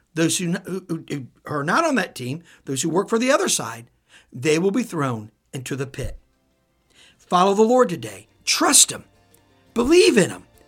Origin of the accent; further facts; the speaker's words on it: Midwest, United States; I'm from the Midwest